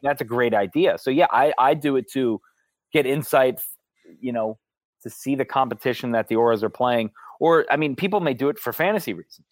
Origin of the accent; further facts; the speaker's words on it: Howard County, Maryland, United States; also born or lived in Montgomery County, Maryland; was born in Montgomery County, moved up to Howard County.